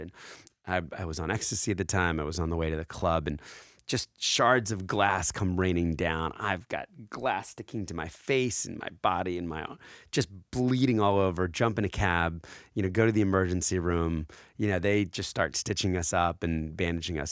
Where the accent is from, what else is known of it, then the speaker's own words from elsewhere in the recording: New Jersey, United States; also born or lived in Philadelphia, Pennsylvania; when I was four, uh, we moved, uh, to a, a drab gray house in South Jersey